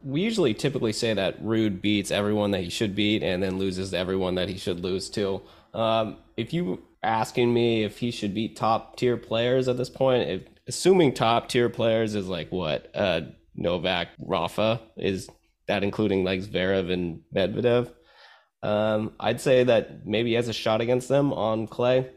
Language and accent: English; United States; I'm from America